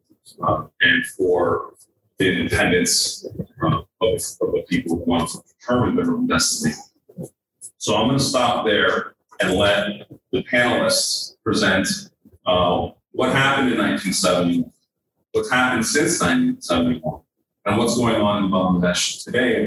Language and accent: English; Florida, United States; a PhD from Florida State, my home state